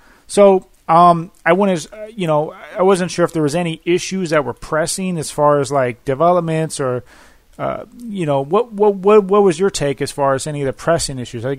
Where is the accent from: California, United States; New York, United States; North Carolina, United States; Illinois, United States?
California, United States; Daly City; as somebody who actually grew up and went to the Daly City schools myself, I actually lived in Daly City for a good period of my life.